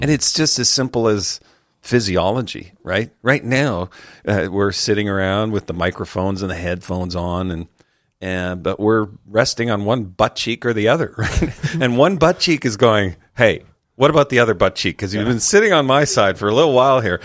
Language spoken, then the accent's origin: English; Calgary, Alberta, Canada; Calgary, my hometown